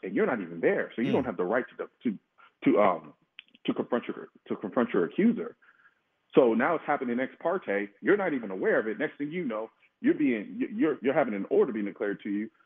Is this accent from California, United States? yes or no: no; Houston, Texas, United States; I'm from Houston